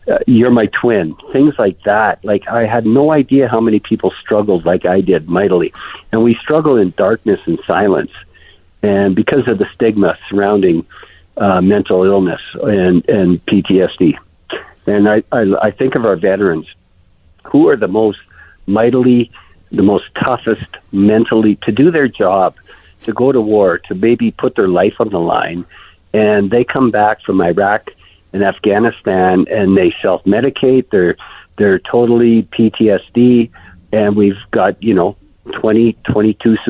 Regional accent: Canada; I'm Canadian

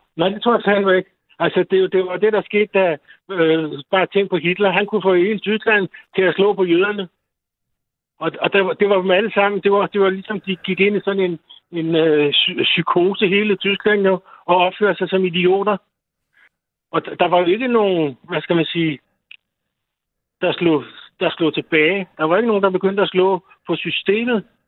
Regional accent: North Zealand, Capital Region of Denmark, Denmark; moved away as an adult; now in Bornholm, Denmark; jeg kommer fra Nordsjælland

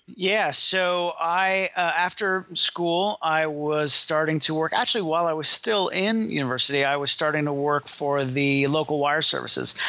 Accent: Miami, Florida, United States; I was born and raised in Miami, so it was actually back to my hometown

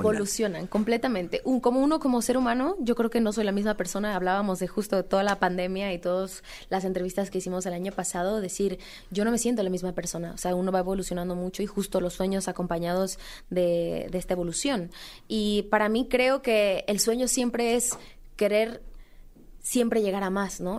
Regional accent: Mexico; seguir presentando música como mexicana, representar al país

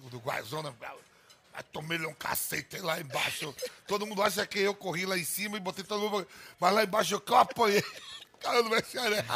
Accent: Nazaré das Farinhas, Bahia, Brazil

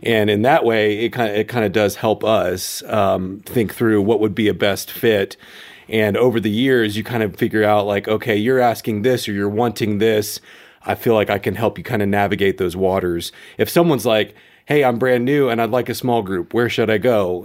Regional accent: Memphis, Tennessee, United States; now in Colorado Springs, United States; I grew up in Memphis

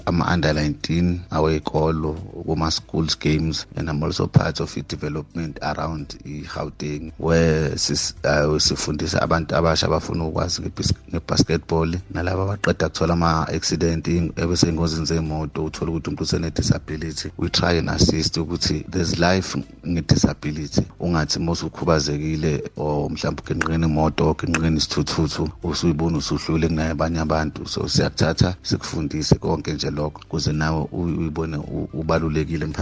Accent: KwaZulu-Natal, South Africa; now in Pretoria, South Africa; okuhlala ngihlala ePretoria but originally ngiphuma eKZN.

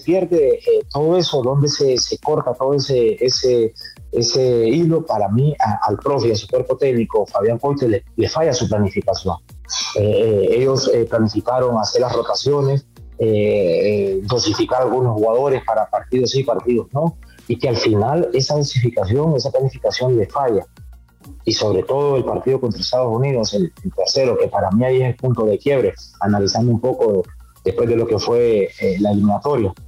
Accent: Honduras; como hondureño

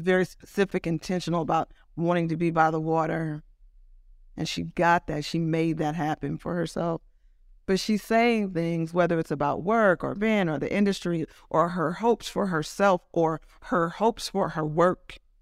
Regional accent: Oakland, California, United States; moved away as an adult; also born or lived in New York; now in Los Angeles, United States; I was born in Oakland. Um, I moved to, we moved to Los Angeles when I was about ten, and then I moved back to the Bay Area when I was seventeen or eighteen

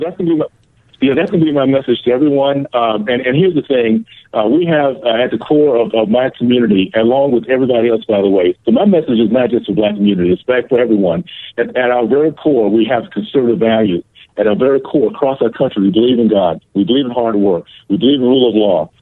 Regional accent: United States; I'm American

